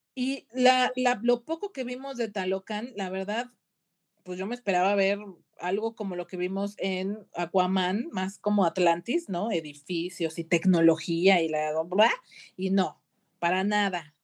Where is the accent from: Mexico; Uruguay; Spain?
Mexico; como mexicana